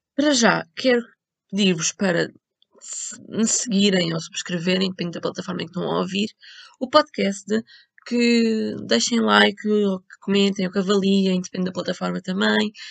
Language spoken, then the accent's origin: Portuguese; Portugal; eu sou de Portugal